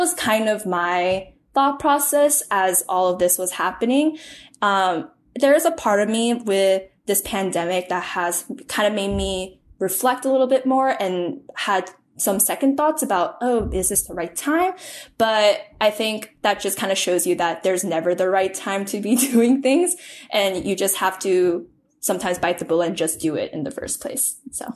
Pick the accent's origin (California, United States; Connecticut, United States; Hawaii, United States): California, United States; Pleasanton; my hometown of Pleasanton, California